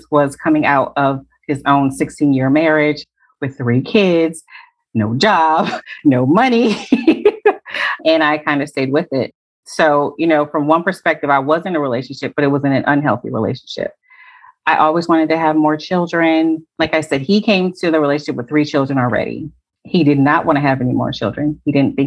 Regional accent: Connecticut, United States; now in Atlanta, United States; I currently live in Atlanta, but I'm originally from Connecticut

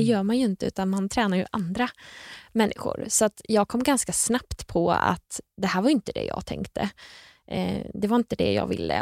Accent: Nyköping, Södermanland, Sweden; Jag är från Nyköping

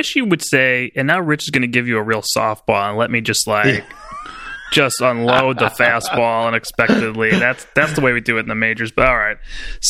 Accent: Illinois, United States; my home state of Illinois.

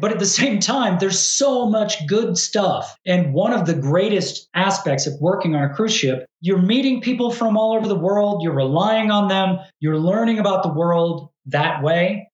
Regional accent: United States; just being American

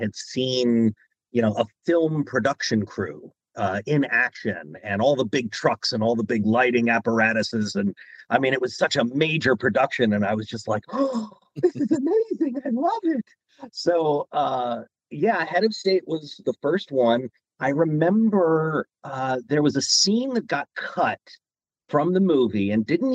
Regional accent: Maryland, United States; moved away as an adult; also born or lived in Washington, D.C.; now in Los Angeles, United States; I was born in Washington, D.C. back in 1980. And yeah, I lived on the East Coast in Maryland for most of my life.

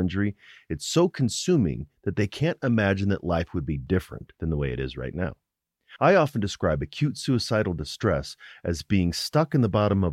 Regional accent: Colorado, United States; my home state of Colorado

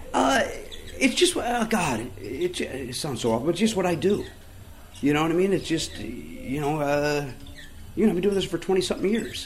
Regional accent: Oak Forest, Illinois, United States; I grew up in Oak Forest

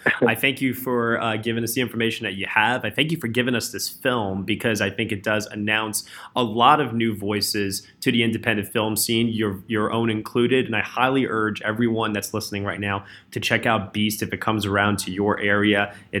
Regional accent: New York, United States; I'm from New York.

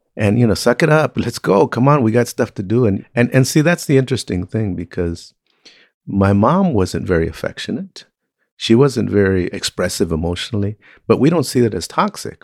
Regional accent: Compton, California, United States; I was raised in Compton, Watts, uh, California

